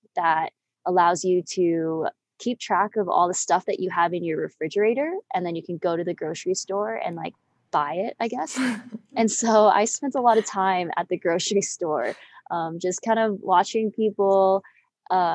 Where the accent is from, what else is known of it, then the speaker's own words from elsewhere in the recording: Boulder, Broomfield area, Colorado, United States; also born or lived in Denver, Colorado; I'm from Denver, Colorado, born and raised around Boulder, Broomfield area